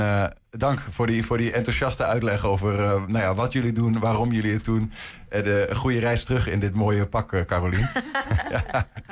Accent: Netherlands; ik ben eh, een, Nederlander

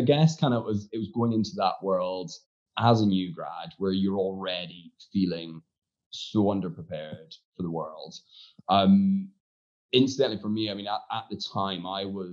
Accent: Aberdeen, Scotland, United Kingdom; moved away; also born or lived in Glasgow; I was a local lad, so I was from Aberdeen.

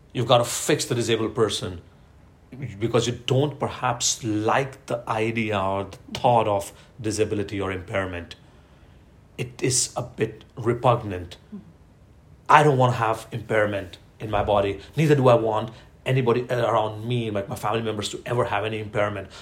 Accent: Ahmedabad, Gujarat, India; moved away as an adult; now in Norway; I was born and brought up in Ahmedabad, uh, uh, uh, Gujarat is the state, the province on the western uh, side of uh, India.

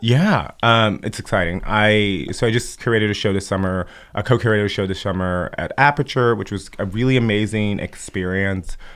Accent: Chicago, Illinois, United States; I grew up in Chicago, but I was born in Cabrini Green housing projects

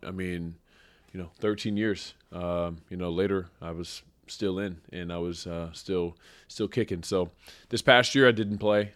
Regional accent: Springfield, Missouri, United States; I grew up in Springfield, Missouri.

